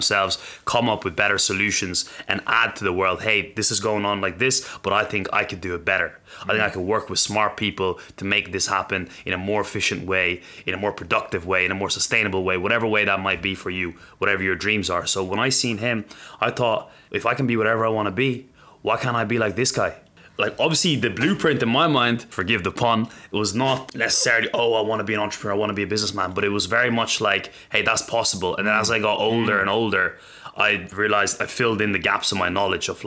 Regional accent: Ireland; I was growing up in the Western world in Ireland

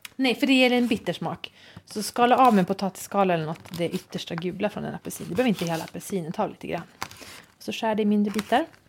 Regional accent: Sweden; som svensk har jag vissa privilegier

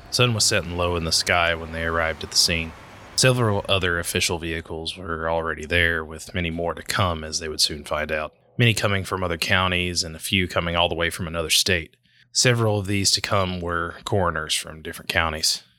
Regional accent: Whitesburg, Kentucky, United States; in my hometown of Whitesburg, Kentucky

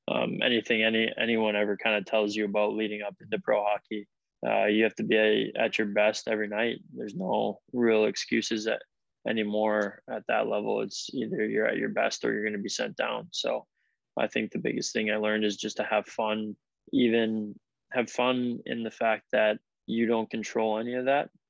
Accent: Green Bay, Wisconsin, United States; hockey in Green Bay is definitely kind of moving forward in, in the right directions. I think you know there's a lot of good coaches in in the area that I grew up

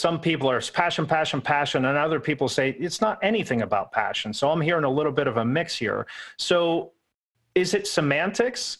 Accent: Pittsburgh, Pennsylvania, United States; I'm from Pittsburgh, so horrible accent here

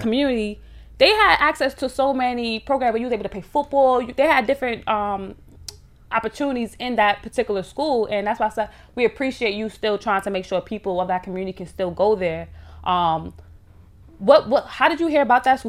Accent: New York City, New York, United States; growing up in Harlem

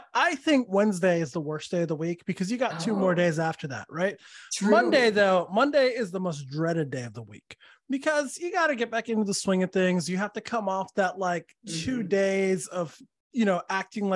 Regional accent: Santa Fe, New Mexico, United States; moved away as an adult; also born or lived in Los Angeles / New Orleans / Austin, Texas; now in Orlando, United States; Born and raised in Santa Fe.

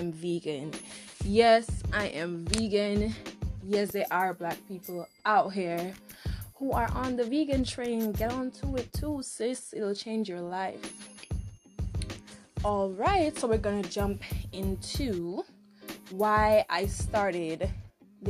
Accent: Dominica; accent: Caribbean; moved away as an adult; now in United States; I am from Dominica, nature island of the world.

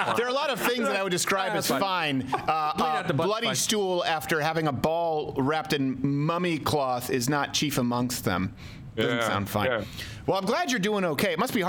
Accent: Canada; moved away; when I was raised in Canada

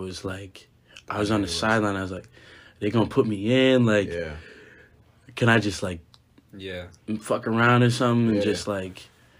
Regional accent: Swampscott, Massachusetts, United States; So, I'm from Swampscott, Massachusetts.

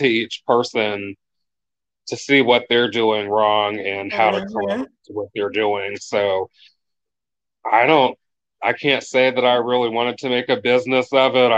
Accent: Warren, Ohio, United States; also born or lived in Columbus, Ohio; I am from Warren, Ohio. It's a small town, about an hour from Cleveland, 3 hours from Columbus

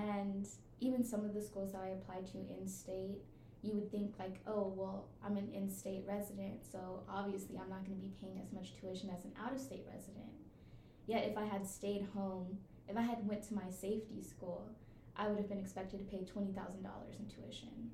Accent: Houston, Texas, United States; moved away as an adult; now in Massachusetts, United States; I'm from Houston, Texas

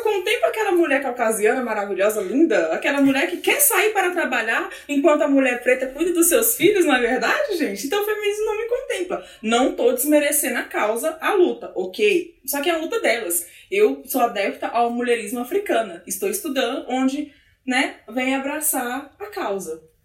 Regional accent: Brasília, Federal District, Brazil; sou daqui mesmo, de Brasília

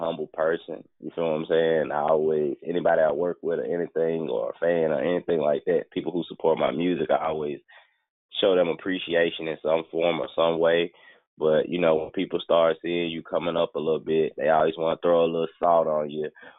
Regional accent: Memphis, Tennessee, United States; I'm from Memphis

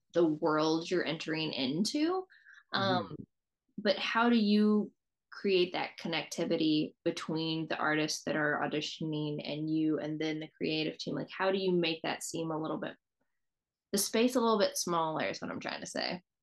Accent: Southeast, United States; I grew up in the Southeast

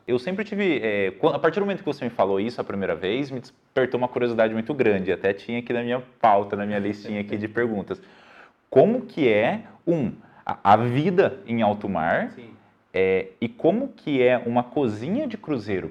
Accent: São José do Rio Preto, São Paulo, Brazil; accent: R do interior; Somos de São José do Rio Preto, São Paulo, e por isso vamos falar com o R do interior.

